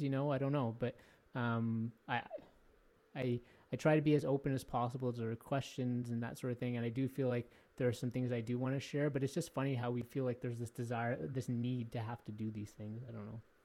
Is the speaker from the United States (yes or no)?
no; Canada; I was born in Canada